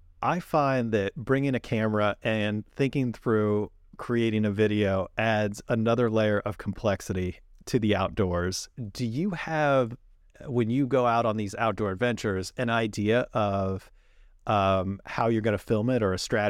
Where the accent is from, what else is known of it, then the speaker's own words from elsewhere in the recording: California, United States; it's interesting growing up in the Sierras.